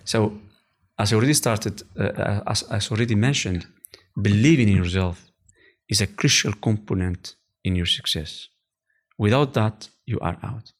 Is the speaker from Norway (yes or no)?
no; Morocco; English is a second language; moved away as an adult; also born or lived in Oujda, Morocco / California; now in Netherlands; we are, uh, we are from Rive.